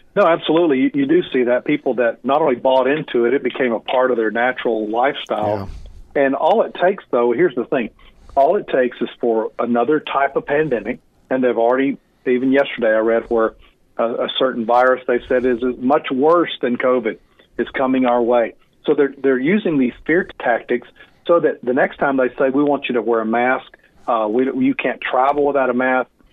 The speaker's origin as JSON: {"language": "English", "country": "United States", "said": "we as American Christians"}